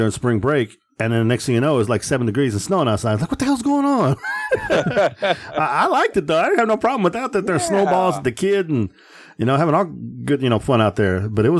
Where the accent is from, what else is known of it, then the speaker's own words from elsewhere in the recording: Texas, United States; Okay. Born and raised.